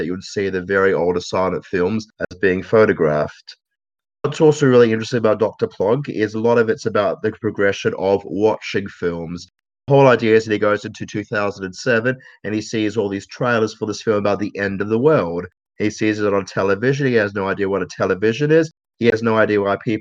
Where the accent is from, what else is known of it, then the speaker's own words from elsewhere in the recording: Australia; as an Australian